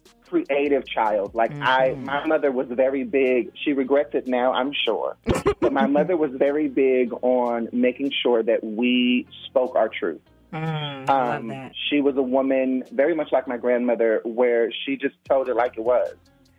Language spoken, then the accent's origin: English; Los Angeles, California, United States; I'm from Los Angeles. Like, I was born and raised in Los Angeles.